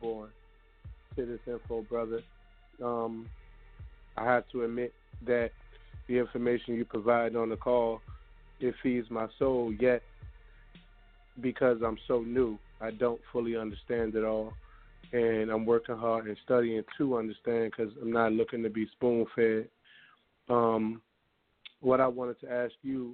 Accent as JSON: {"language": "English", "region": "Virginia", "country": "United States", "moved": "yes", "lives_now": "Charlotte, United States", "said": "I'm from VA"}